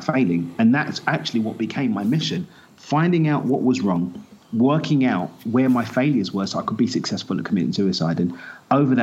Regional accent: United Kingdom; also born or lived in East London / Essex; I grew up in East London, the son of Zimbabwean immigrants, moved out to Essex just outside East London

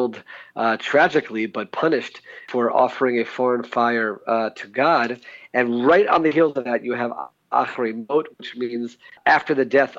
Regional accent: United States; now in Israel; Growing up in America

